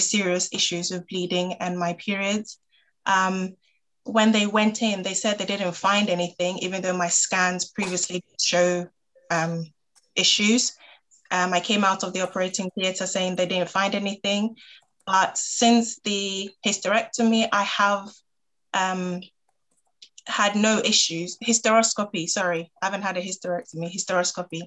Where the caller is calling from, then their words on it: Beckenham, London, United Kingdom; I'm calling from Beckenham in the Bromley area